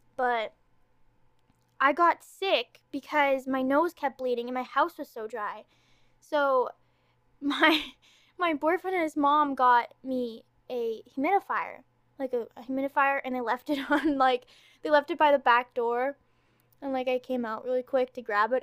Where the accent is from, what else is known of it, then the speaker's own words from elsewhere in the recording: Ontario, Canada; accent: Canadian; I'm Canadian. I'm from Ontario